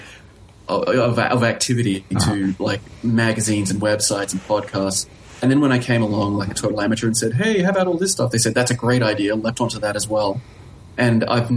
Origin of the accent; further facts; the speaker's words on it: Australia; moved away; also born or lived in Helsinki; I'm from Australia